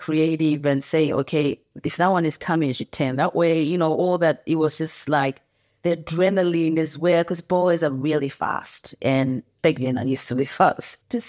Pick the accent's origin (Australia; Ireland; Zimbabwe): Zimbabwe; Bulawayo; And I was born in Bulawayo, in Zimbabwe, which is the second largest city in that country.